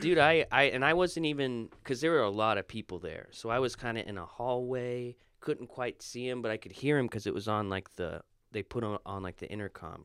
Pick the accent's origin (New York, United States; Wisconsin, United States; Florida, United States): Florida, United States; moved away; I'm from Florida